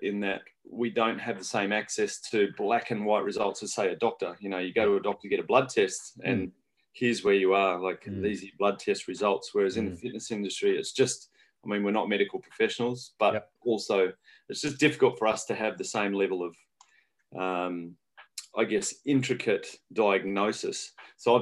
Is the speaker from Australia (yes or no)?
yes; regional New South Wales, Australia; now in New Zealand; I'm Australian originally